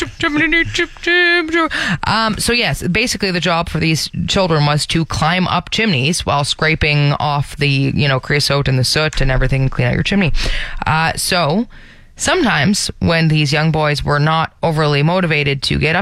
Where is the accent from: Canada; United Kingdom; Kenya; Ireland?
Canada; Brampton, Ontario; moved away; But I'm not from Toronto. I'm actually from Brampton.